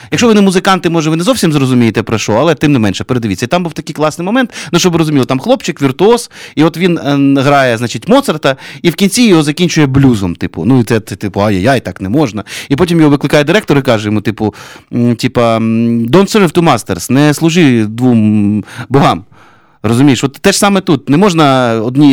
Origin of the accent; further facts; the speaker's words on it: Kyiv, Ukraine; Ukrainian is a second language; я киянин.